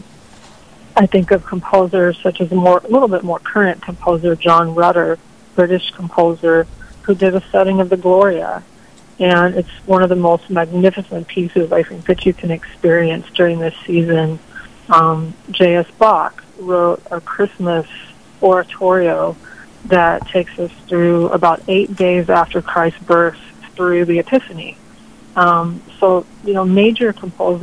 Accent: Texas, United States; moved away; I was raised in Texas.

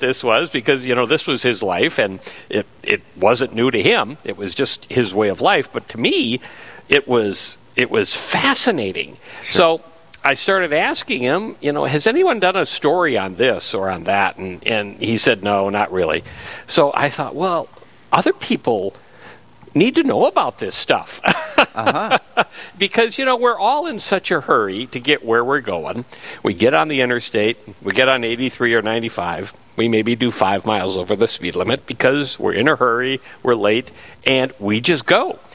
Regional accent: Fargo, North Dakota, United States; I was born and raised in Fargo.

